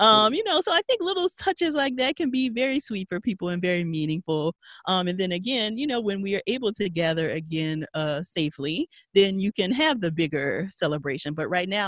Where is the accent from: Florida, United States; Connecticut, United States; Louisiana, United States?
Louisiana, United States; Paincourtville; Payne Courtville, Louisiana. Country